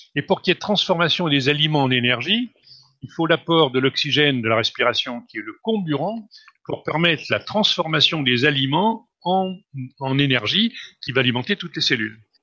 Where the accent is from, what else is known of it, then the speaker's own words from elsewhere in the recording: France; Je suis né en France, d'un père tchèque, d'une mère slovaque